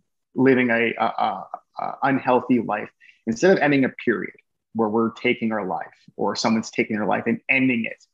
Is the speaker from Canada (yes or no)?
yes; Canada; I love being Canadian